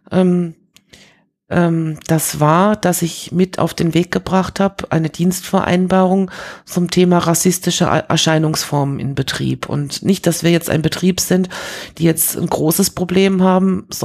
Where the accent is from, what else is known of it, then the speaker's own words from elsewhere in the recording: Paris, Île-de-France, France; moved away; Also ich bin ja als Kind in Frankreich groß geworden und habe so dieses Paris der 70er Jahre noch erlebt und das war schon was Besonderes, so als, als Deutsche in Frankreich zu sein